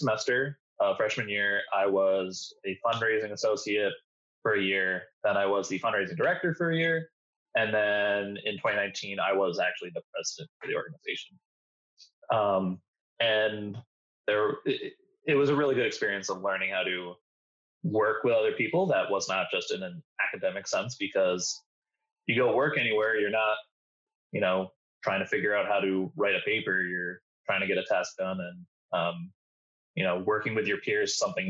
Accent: Albany, New York, United States; moved away; I'm originally from Albany, New York, so upstate

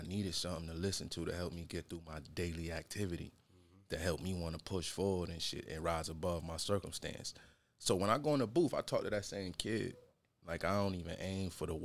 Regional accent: Rochester, New York, United States; Born and raised in Rochester

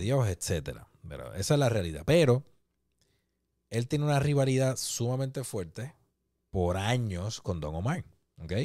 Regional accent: Puerto Rico; nosotros como puertorriqueños

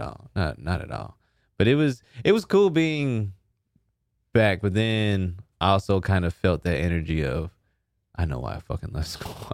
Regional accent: Sherman, Texas, United States; I'm from Sherman, Texas

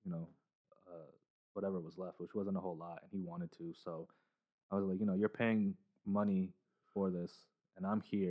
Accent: Canton, Ohio, United States; also born or lived in Indiana; I grew up in Canton, Ohio. So like here, this is home for me, even though I was born in Indiana, but this is all I remember

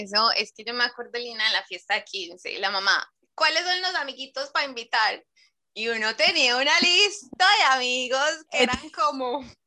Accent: Medellín, Antioquia, Colombia; now in Chile; yo vengo de la ciudad de la eterna primavera

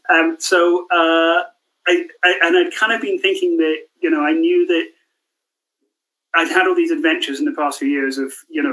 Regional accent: Scotland, United Kingdom; growing up in Scotland, even, I was always highly aware of it.

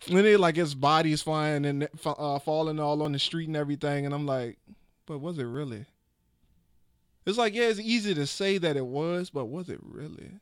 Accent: Petersburg, Virginia, United States; in fifth grade in Westview Elementary in Petersburg, Virginia

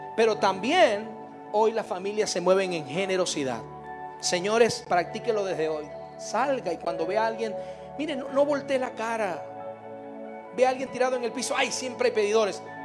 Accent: Venezuela; now in Mexico

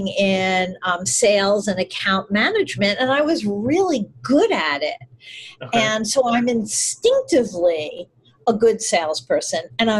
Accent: New York, United States; I'm in New York and I grew up in New York with a few little detours

